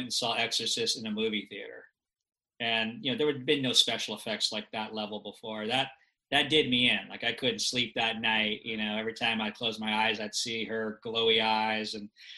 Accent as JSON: {"language": "English", "town": "Los Angeles", "region": "California", "country": "United States", "tie": "born or raised there", "said": "I grew up in Los Angeles"}